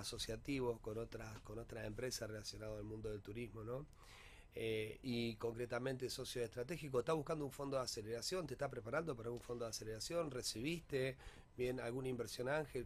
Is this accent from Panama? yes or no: no; Rosario, Santa Fe, Argentina; para todos nosotros como Rosarino